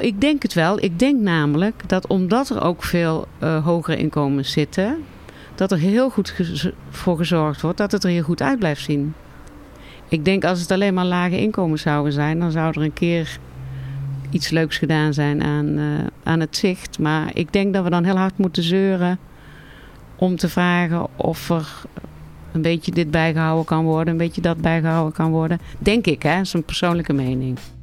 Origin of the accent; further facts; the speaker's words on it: Tilburg, North Brabant, Netherlands; vlakbij waar ik ben opgegroeid